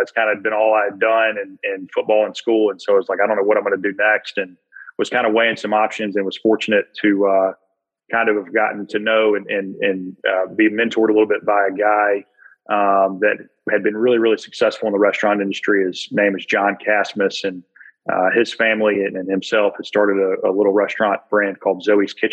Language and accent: English; Birmingham, Alabama, United States; born and raised in Birmingham, Alabama